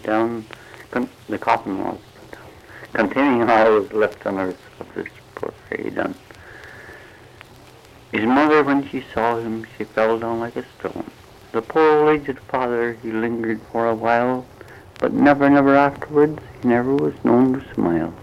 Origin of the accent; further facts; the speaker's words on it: Peterborough, Ontario, Canada; moved away as an adult; also born or lived in Orillia, Ontario / Gravenhurst, Ontario / Bracebridge, Ontario; now in United States; I was born in Peterborough, Canada, but I later went to Aurelia and worked in mills in Gravenhurst and Bracebridge